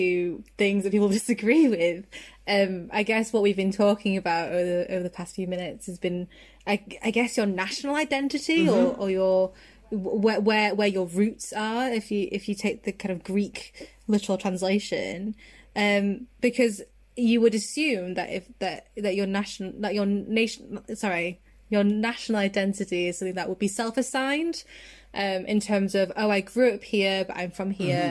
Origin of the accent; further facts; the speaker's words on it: the north of England, United Kingdom; accent: generic Northern; for my accent, like bearing in mind, it's just like a generic Northern accent.